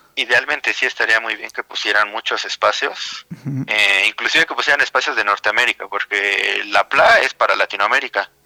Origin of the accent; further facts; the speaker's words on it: Mexico City, Mexico; soy de la Ciudad de México